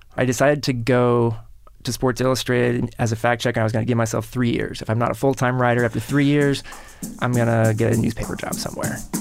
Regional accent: Kansas City, United States; Kansas City, where I grew up

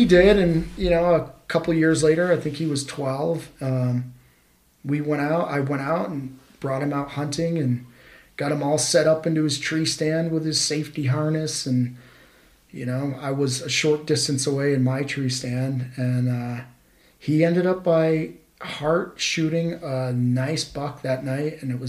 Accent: Vermont, United States; I did. I grew up hunting back in Vermont. Yeah, as a child there

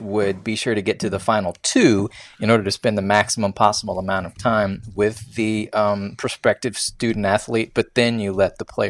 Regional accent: West Virginia, United States; I'm from West Virginia. They dropped me in a forest, and I chopped it down, built stuff with it.

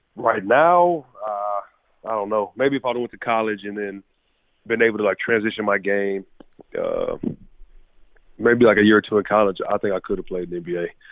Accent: Galveston, Texas, United States; moved away as an adult; also born or lived in College Station, Texas; now in Tampa, United States; my hometown of Galveston, Texas

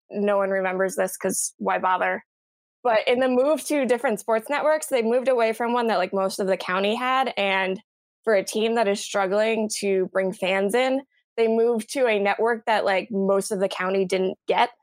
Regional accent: San Diego, California, United States; moved away; I am a rare, uh, native San Diegan. I grew up there.

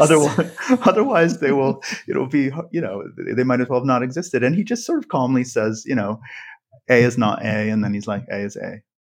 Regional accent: Western Slope of Colorado, United States; I'm from western, the western slope of Colorado.

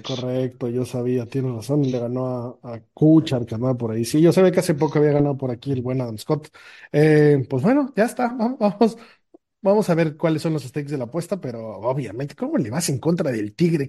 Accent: Mexico; de México.

